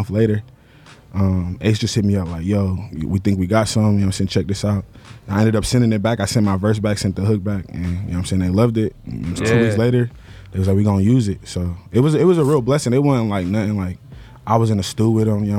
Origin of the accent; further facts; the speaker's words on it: Detroit, Michigan, United States; growing up in Detroit